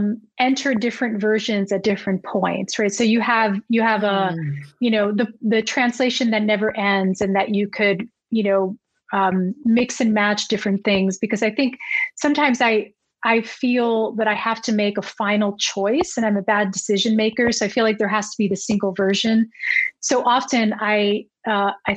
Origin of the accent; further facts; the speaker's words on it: New Jersey, United States; I grew up in New Jersey